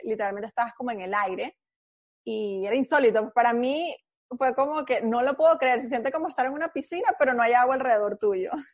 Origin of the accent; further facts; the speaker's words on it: Caracas, Capital District, Venezuela; now in United States; soy venezolana, nací en Caracas, eh, me crié en Caracas